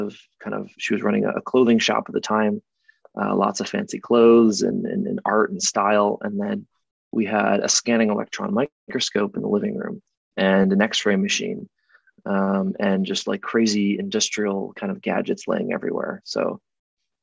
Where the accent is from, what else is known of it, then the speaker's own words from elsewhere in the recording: Rochester, New York, United States; I grew up in Rochester, New York, which is part of the Rust Belt in upstate New York.